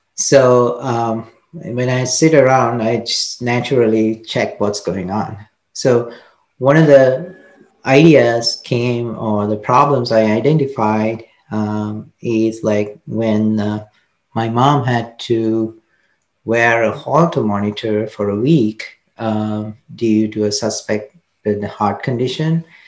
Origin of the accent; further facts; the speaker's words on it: Kandy, Central Province, Sri Lanka; I grew up in Sri Lanka, Kandy um, it's the central part of Sri Lanka.